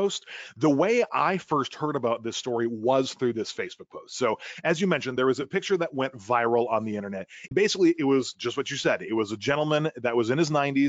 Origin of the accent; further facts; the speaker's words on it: Milwaukee, Wisconsin, United States; moved away as an adult; now in Los Angeles, United States; born and raised in Milwaukee, Wisconsin, in the heart of the Midwest, and moved out to Los Angeles, California